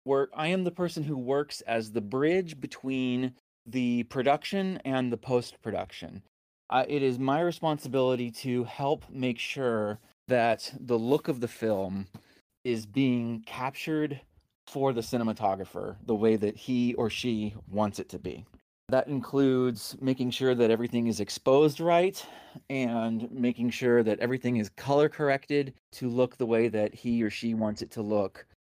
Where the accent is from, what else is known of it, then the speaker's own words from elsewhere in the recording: Texas, United States; now in Atlanta, United States; I'm a filmmaker that lives in Atlanta, Georgia. I'm originally from Texas